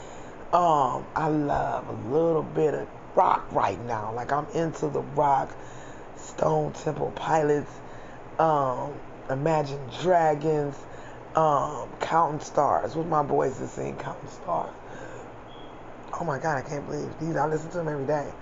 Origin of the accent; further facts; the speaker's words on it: United States; I'm African American